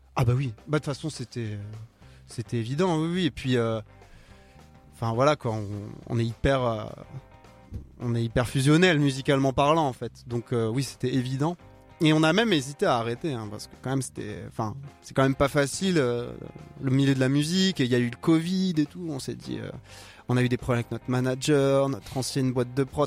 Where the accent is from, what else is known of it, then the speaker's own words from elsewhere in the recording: France; first language French; En tant que français, j'ai écrit anglais pendant longtemps